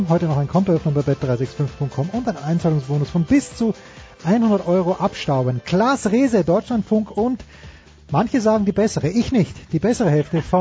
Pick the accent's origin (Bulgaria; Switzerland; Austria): Austria; ich bin Österreicher, wir haben keine Alternativen.